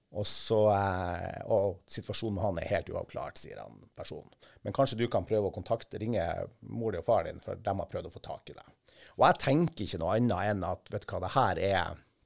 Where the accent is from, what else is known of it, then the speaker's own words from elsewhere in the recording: Kvaløya, Troms, Norway; hjemme på Kvaløya